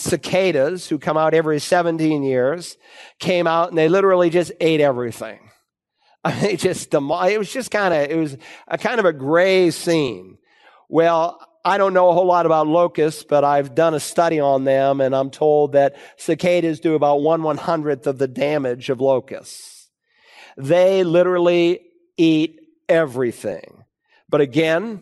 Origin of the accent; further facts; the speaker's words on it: Worcester, Massachusetts, United States; moved away as an adult; I grew up in Worcester, Massachusetts, and I left home